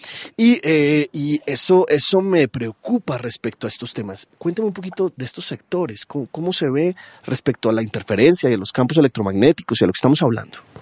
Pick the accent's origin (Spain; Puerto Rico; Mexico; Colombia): Colombia; siendo colombiano